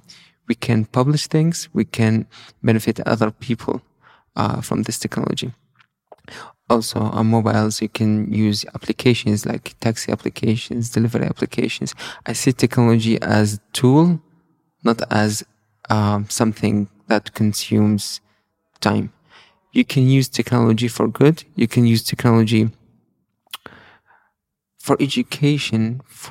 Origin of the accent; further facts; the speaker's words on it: Mosul, Nineveh, Iraq; now in Erbil, Iraq; I'm from Mosul